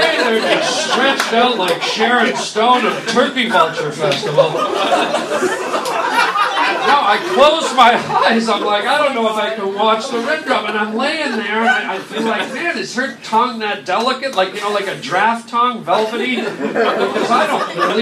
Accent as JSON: {"language": "English", "country": "Canada", "tie": "born or raised there", "said": "When I was a little boy, I grew up in Canada"}